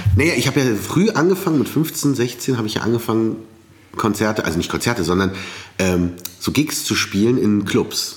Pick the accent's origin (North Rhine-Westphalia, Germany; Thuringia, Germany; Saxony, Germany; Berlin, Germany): Berlin, Germany; dass ich in Berlin groß werde und nicht in Kairo